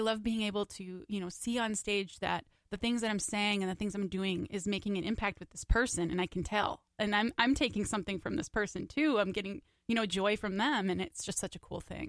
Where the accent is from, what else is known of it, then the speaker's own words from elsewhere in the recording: Minneapolis, Minnesota, United States; I'm from Northeast Minneapolis